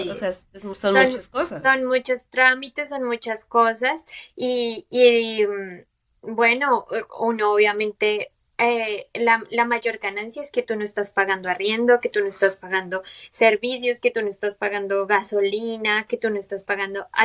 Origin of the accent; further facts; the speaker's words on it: Colombia; moved away as an adult; also born or lived in Bogotá; now in United States; somos de Colombia